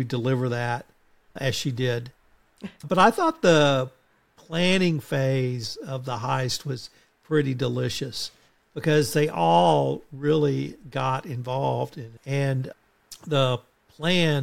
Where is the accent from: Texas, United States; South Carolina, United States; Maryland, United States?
Texas, United States; I'm from Texas